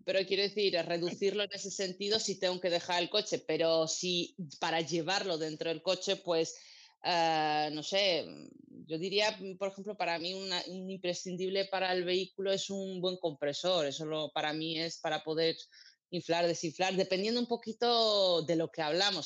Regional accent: Armenia; also born or lived in Georgia; now in Spain; para mi tierra, Armenia y Georgia

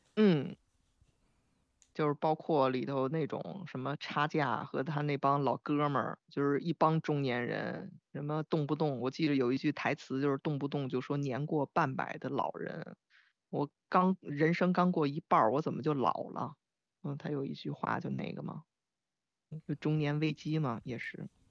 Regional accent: Beijing, China; 我我很难讲别的北京人

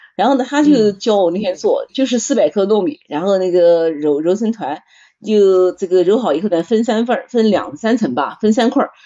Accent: Nanjing, Jiangsu, China; moved away; 我们南京人把那个鸭子吃的

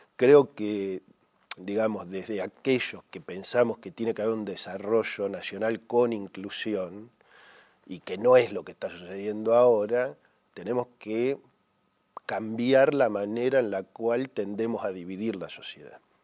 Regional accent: Argentina; como los argentinos ya lo vivimos

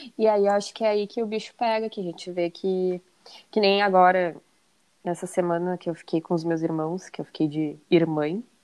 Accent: Porto Alegre, Rio Grande do Sul, Brazil; Eu sou de Porto Alegre e moro em Porto Alegre

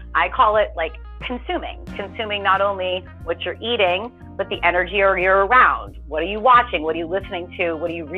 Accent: United States; I grew up right outside of Manhattan

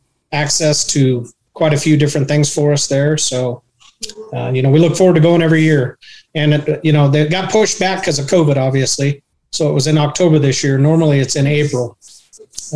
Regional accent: Idaho, United States; now in Tucson, United States; I grew up in Idaho and grew up around country music

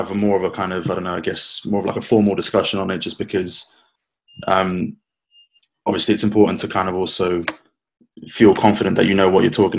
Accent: London, United Kingdom; I was born and raised in London, half Spanish, half English

